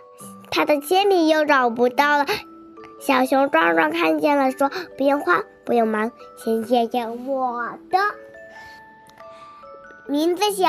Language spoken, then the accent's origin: Chinese; Pingxiang, Jiangxi, China; 我今天五岁了，我来自江西省萍乡市。